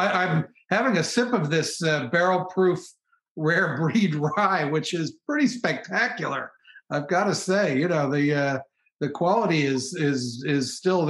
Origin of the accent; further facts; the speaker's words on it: Pittsburgh, Pennsylvania, United States; I was born in Pittsburgh, so I'm, you know, from rye country.